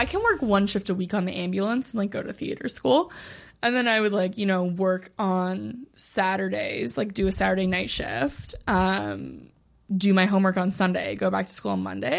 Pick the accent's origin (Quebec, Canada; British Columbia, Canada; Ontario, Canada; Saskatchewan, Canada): Ontario, Canada; Ottawa; moved away as an adult